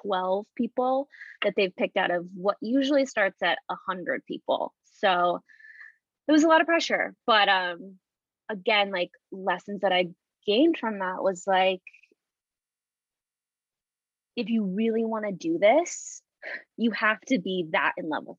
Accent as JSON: {"language": "English", "town": "Tucson", "region": "Arizona", "country": "United States", "tie": "born or raised there", "also_born_or_lived": "Fullerton, California", "moved": "as an adult", "said": "I was born and raised in Tucson"}